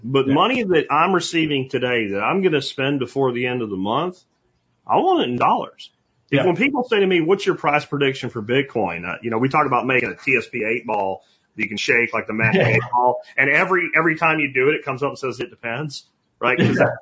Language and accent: English; United States; as an American